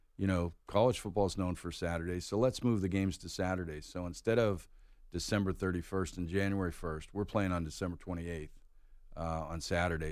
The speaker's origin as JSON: {"language": "English", "town": "Pittsburgh", "region": "Pennsylvania", "country": "United States", "tie": "born or raised there", "also_born_or_lived": "North Carolina", "moved": "yes", "lives_now": "Atlanta, United States", "said": "I grew up in Pittsburgh"}